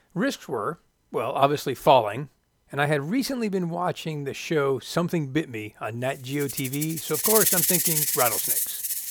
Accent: Florida, United States; I'm from Florida

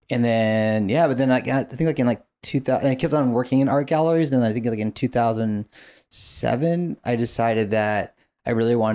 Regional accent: Long Beach, California, United States; also born or lived in New York; I grew up in Long Beach

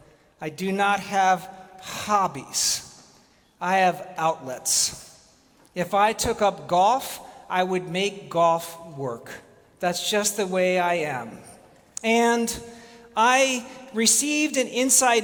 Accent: New England, United States; I am the descendant of immigrants. I am from New England.

